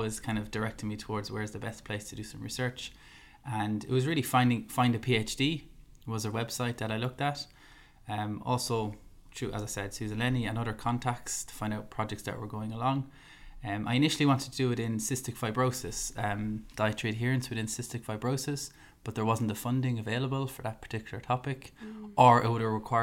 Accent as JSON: {"language": "English", "country": "Ireland", "said": "I'm an Irish man at first, and then I'm a dietitian"}